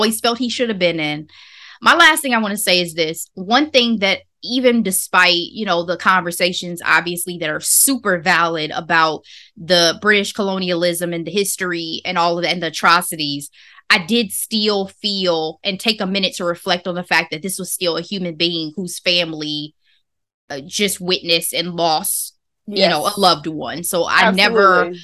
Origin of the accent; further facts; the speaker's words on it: United States; we're American